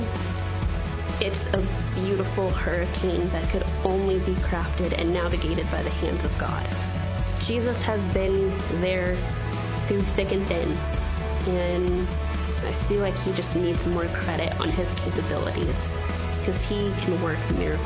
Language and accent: English; Redmond, Washington, United States; also born or lived in India; So I was adopted from India when I was 9 months old. Grew up here in Redmond, went to school in Redmond